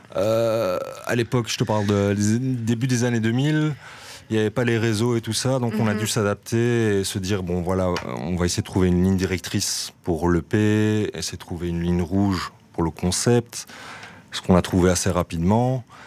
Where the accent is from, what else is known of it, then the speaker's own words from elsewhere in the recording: Brussels, Brussels-Capital Region, Belgium; nous, on vient de Jette de base. Ah, moi personnellement, je viens de ce quartier-là. On vient du nord de Bruxelles, Jette, euh, Laken